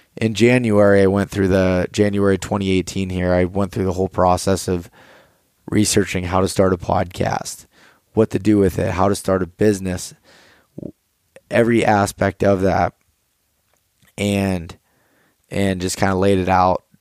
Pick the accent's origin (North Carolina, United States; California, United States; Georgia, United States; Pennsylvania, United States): Pennsylvania, United States; north central; I am from Pennsylvania, from a very small town in north central Pennsylvania. I grew up there my whole life